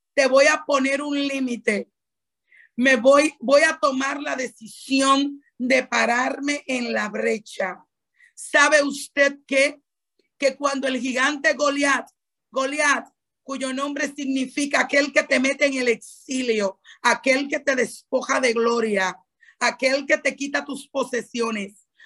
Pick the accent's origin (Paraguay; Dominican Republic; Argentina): Dominican Republic; tú y yo no solamente somos dominicanas